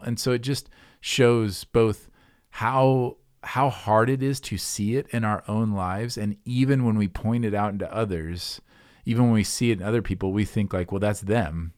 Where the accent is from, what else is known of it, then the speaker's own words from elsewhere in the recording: Midwest, United States; me being a Midwesterner, like a, a grumbly Midwesterner